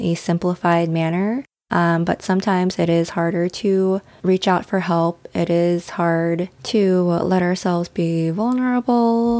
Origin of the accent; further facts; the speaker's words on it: United States; our experiences growing up as Asian American